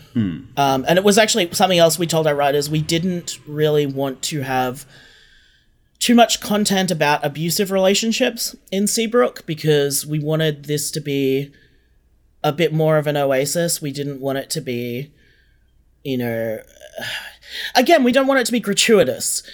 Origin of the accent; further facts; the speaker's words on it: Australia; we're all Australian writers